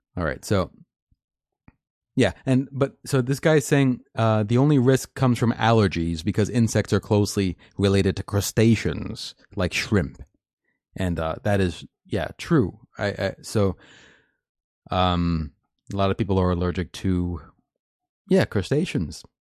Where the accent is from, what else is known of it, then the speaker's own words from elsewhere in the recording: United States; as an American